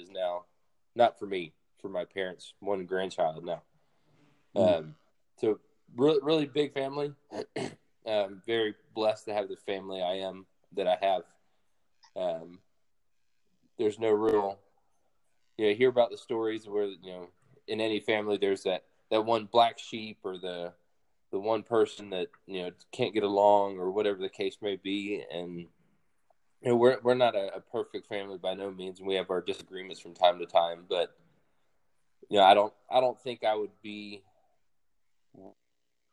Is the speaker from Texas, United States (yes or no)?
no; Mobile, Alabama, United States; moved away as an adult; also born or lived in Fort Rucker, Alabama; born and raised in Alabama, raised, like I said, majority of the time in Mobile